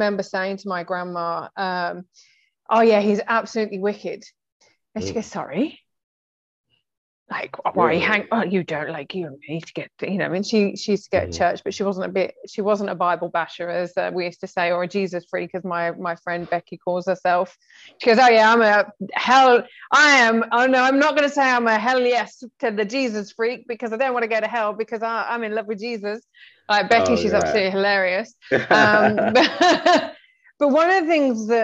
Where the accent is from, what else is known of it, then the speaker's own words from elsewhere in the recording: England, United Kingdom; I'm English